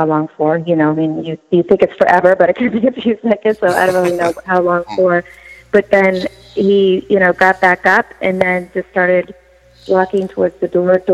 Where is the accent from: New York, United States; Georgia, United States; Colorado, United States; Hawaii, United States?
New York, United States; now in Massachusetts, United States; I grew up in New York